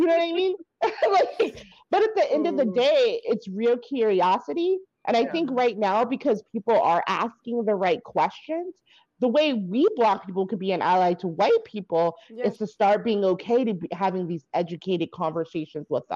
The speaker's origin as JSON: {"language": "English", "area": "Bay Area", "region": "California", "country": "United States", "tie": "born or raised there", "said": "I come from Bay Area, which is highly diverse. Like, I had groups of friends of all races of people"}